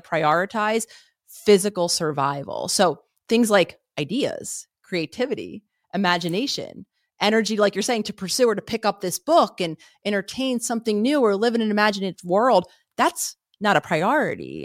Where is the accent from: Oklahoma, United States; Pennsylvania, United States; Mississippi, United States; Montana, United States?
Pennsylvania, United States; Philadelphia; I grew up in Philadelphia